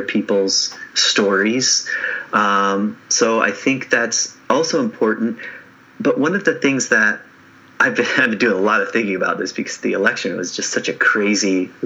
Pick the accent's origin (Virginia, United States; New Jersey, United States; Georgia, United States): Virginia, United States; Lynchburg; I grew up in the South, in Virginia. I grew up 45 minutes from Charlottesville in a town called Lynchburg